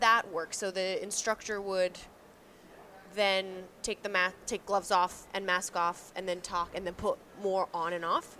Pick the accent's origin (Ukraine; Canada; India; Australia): Canada; accent: Canadian; my Canadian accent